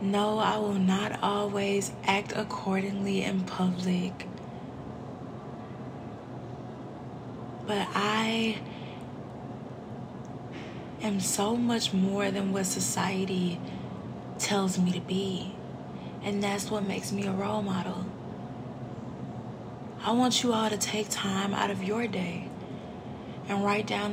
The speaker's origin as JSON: {"language": "English", "town": "St. Louis", "region": "Missouri", "country": "United States", "said": "I'm from St. Louis"}